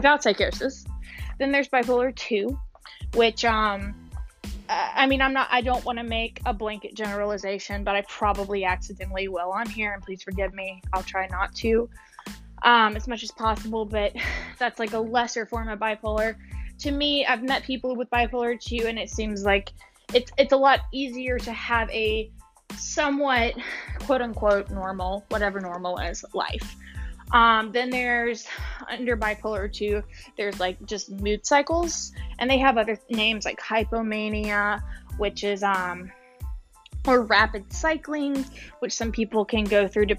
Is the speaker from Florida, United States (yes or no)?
no; Mississippi, United States; moved away as an adult; also born or lived in Louisiana; I grew up and lived in Mississippi, the deep south, for 24 years